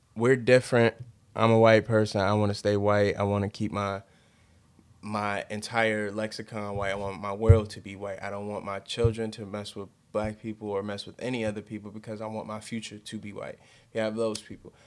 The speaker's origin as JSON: {"language": "English", "country": "United States", "said": "we live here. We're from America."}